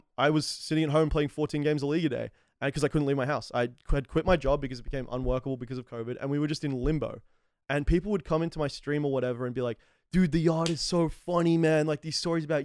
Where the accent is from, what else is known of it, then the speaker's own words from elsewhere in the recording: Melbourne, Victoria, Australia; moved away; I'm from Melbourne.